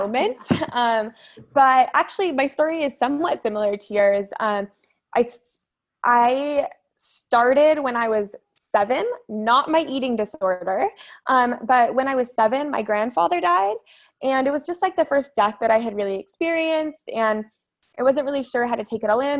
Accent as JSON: {"language": "English", "area": "Orange County", "region": "California", "country": "United States", "tie": "born or raised there", "said": "I grew up in Orange County"}